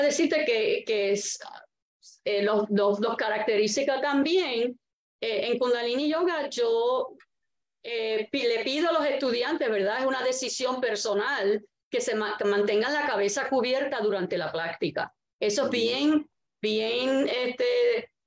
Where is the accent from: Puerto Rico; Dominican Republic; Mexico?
Puerto Rico; Arecibo; Yo fui nacida en Arecibo, criada en Arecibo y estoy viviendo ahora aquí en Arecibo